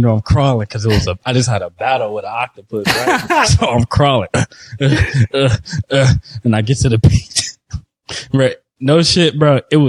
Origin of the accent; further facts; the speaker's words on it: Detroit, Michigan, United States; Mind you, I'm from Detroit, bro.